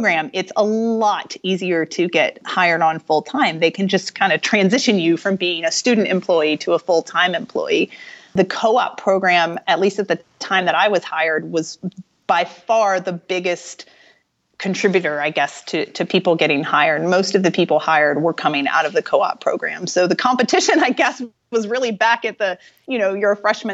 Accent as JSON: {"language": "English", "town": "Charlotte", "region": "North Carolina", "country": "United States", "tie": "born or raised there", "moved": "yes", "said": "I grew up in North Carolina, in Charlotte"}